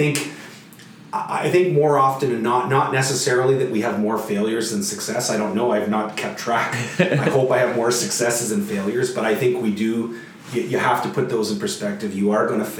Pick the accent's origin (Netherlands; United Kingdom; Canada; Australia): Canada; Sudbury, Ontario; also born or lived in Ottawa; my hometown in Sudbury, where my drive to work might only be 10 minutes